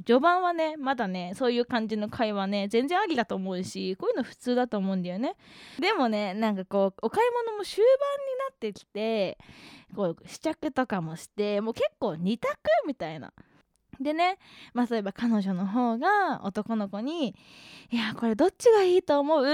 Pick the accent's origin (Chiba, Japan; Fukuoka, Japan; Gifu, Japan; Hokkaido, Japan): Hokkaido, Japan; moved away; あの北海道出身なんですよね